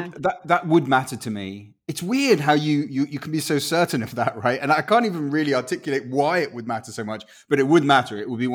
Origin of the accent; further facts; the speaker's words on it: Chile; first language Spanish; English is a second language; also born or lived in Guatemala; if I hadn't sort of had those early years growing up in Chile, I would weirdly feel less Guatemalan, because to me, the sound of Spanish was my first language, right?